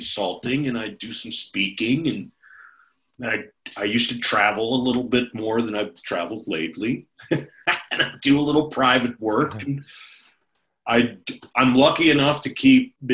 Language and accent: English; Minnesota, United States; also born or lived in California; now in Jackson, United States; being a Minnesotan